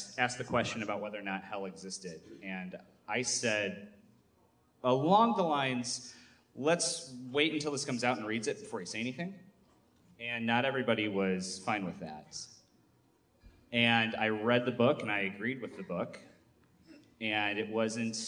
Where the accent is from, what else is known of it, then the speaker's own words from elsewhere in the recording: Michigan, United States; I'm from Michigan